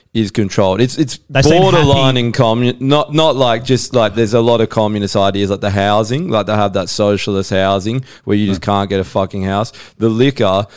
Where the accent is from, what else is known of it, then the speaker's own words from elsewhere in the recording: Busselton area, Western Australia, Australia; I grew up down there